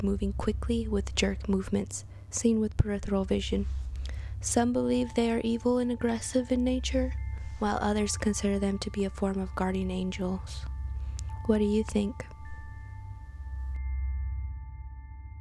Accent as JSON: {"language": "English", "town": "Santa Fe", "region": "New Mexico", "country": "United States", "tie": "born or raised there", "said": "born and raised in Santa Fe, New Mexico"}